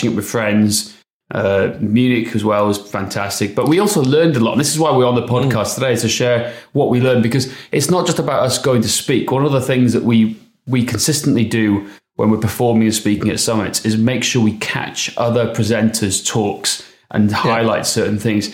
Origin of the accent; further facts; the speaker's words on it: Wales, United Kingdom; accent: Welsh; my Welsh accent